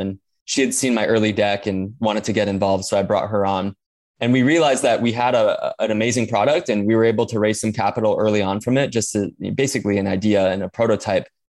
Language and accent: English; Hawaii, United States; growing up in Hawaii, you know, we have limited natural resources